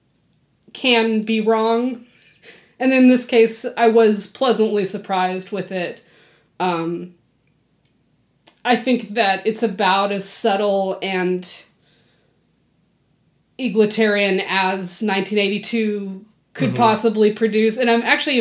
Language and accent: English; Texas, United States; I grew up in Texas